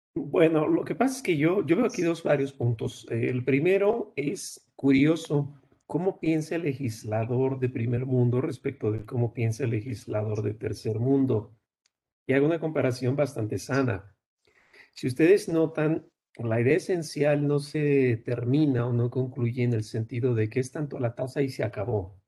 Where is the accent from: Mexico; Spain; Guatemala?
Mexico; yo también soy mexicano